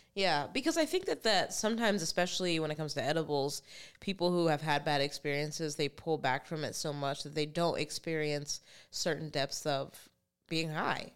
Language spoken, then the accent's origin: English; New Jersey, United States; I was born in New Jersey